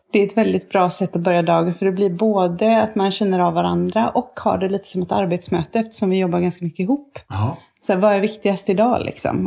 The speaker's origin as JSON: {"language": "Swedish", "town": "Tibro", "region": "Västra Götaland", "country": "Sweden", "tie": "born or raised there", "also_born_or_lived": "Motala", "accent": "some kind of western", "moved": "yes", "said": "sen flyttade vi till Tibro där min farmor och farfar är ifrån"}